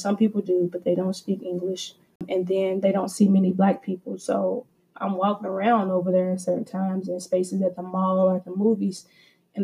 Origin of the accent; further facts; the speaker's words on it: Kentucky, United States; moved away as an adult; I went to school in Kentucky, and I'm from Kentucky.